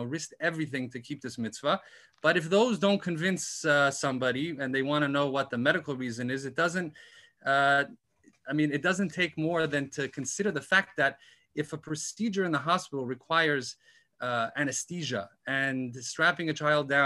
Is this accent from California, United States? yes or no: yes; Los Angeles, California, United States; also born or lived in Berkeley, California; I grew up in Los Angeles. I'm a Baal Tshuva from the Valley. I grew up in Chabad of Tarzana and Encino.